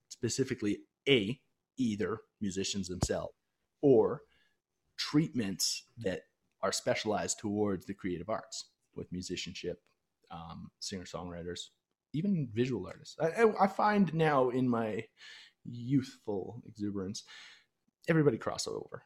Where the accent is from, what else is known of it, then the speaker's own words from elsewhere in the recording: Canada; I'm a Canadian, I'm friendly, and I'm fit